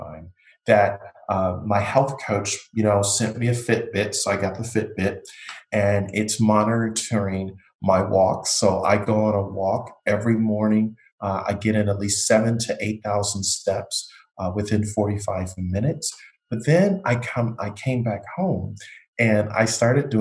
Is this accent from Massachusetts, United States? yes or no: no; Buffalo, New York, United States; now in Florida, United States; I grew up in Buffalo, New York